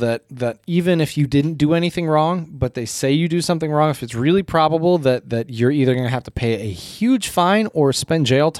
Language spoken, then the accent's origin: English; Michigan, United States; "Oh, where are you from?" You know, I told him Michigan